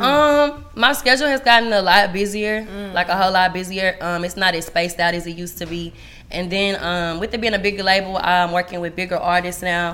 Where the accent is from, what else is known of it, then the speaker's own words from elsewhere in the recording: DeSoto, Texas, United States; also born or lived in Garland, Texas; I grew up there basically my whole life